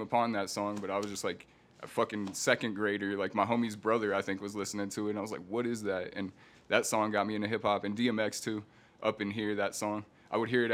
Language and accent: English; Aurora, Colorado, United States; also born or lived in Denver, Colorado; born in Denver, raised in Aurora